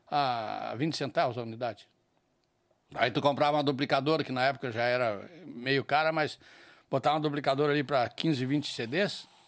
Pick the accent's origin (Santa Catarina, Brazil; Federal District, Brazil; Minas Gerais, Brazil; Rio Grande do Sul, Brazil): Rio Grande do Sul, Brazil; Bom Jesus; moved away as an adult; now in Porto Alegre, Brazil; eu sou natural de Bom Jesus, lá nos Altos Planos de Ei, cima da baridade. serra.